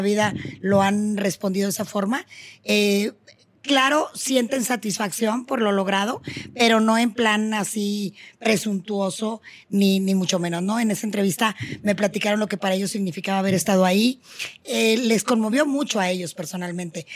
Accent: Monterrey, Nuevo León, Mexico; en mi tierra, en Monterrey

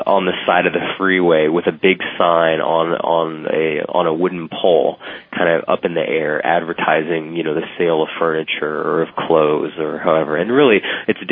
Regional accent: San Antonio, Texas, United States; in San Antonio, my hometown

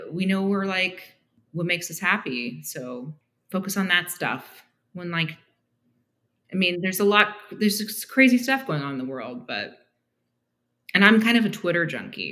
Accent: Canada; moved away as an adult; also born or lived in Toronto; now in Argyle, United States; we both speak French because we grew up in Canada

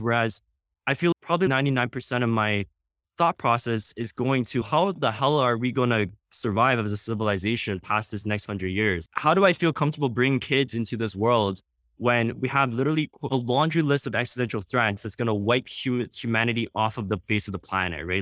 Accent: Canada; we're Canadian

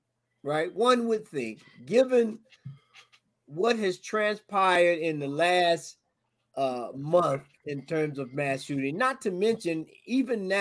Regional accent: the South, United States; I'm from the South. I grew up hunting and shooting and all of that good stuff

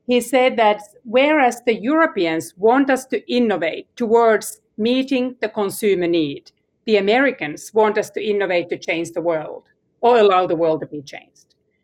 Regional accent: Finland; Alex and I come from Finland

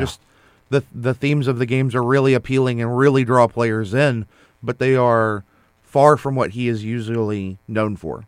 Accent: United States; as an American

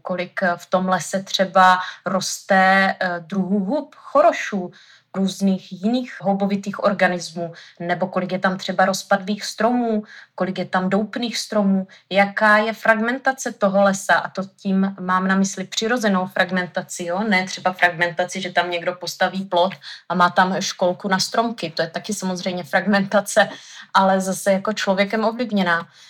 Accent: Haná, Olomouc Region, Czechia; Já jsem tady, eh, z Hané

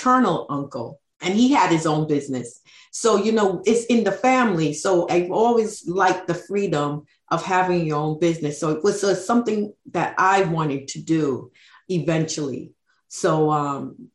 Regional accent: New York City, New York, United States; I grew up in New York City

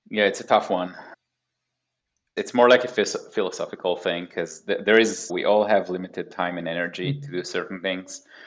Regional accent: Haifa, Haifa District, Israel; moved away as an adult; also born or lived in Tel Aviv area, Israel; now in Pacific Northwest, United States; So I grew up in Israel. I was born in 1986, which is a long time ago. Grew up in Haifa, which is like a northern city in Israel

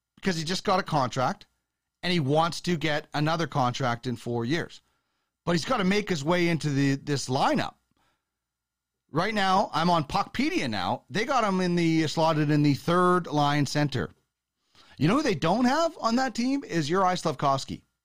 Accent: Brandon, Manitoba, Canada; I grew up in Manitoba

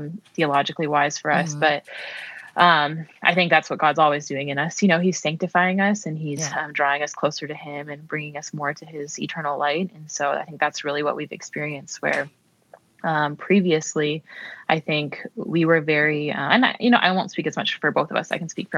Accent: Minnesota, United States; moved away as an adult; also born or lived in Maryland, United States; now in Texas, United States; I grew up in Minnesota

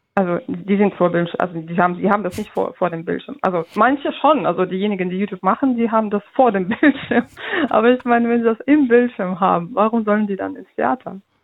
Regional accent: Russia; now in Germany; ich komme aus Russland

